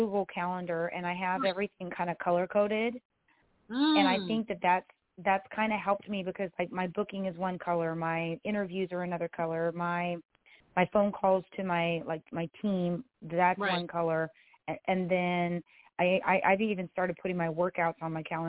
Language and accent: English; Texas, United States; I'm a artist from Texas